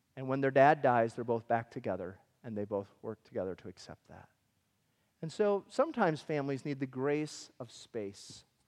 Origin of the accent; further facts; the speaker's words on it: Michigan, United States; we grew up in Michigan.